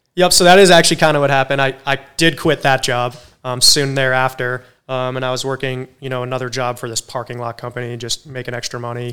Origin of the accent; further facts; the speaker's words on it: Cape Cod, Massachusetts, United States; now in Charleston, United States; I grew up in Cape Cod, Massachusetts